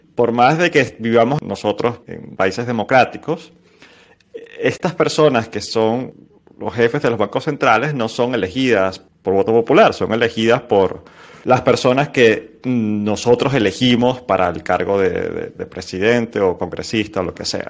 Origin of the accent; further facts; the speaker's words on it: Venezuela; nosotros como venezolanos